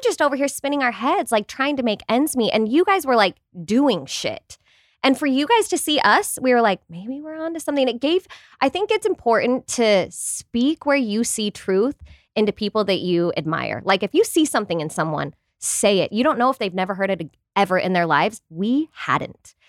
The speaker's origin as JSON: {"language": "English", "region": "Utah", "country": "United States", "said": "we're from Utah"}